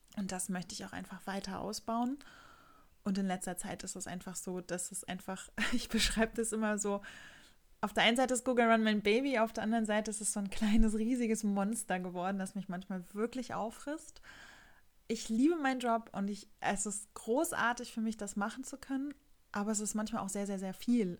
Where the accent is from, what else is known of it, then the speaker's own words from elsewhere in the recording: Rostock, Mecklenburg-Vorpommern, Germany; hier in der Nähe von Rostock, meiner Heimatstadt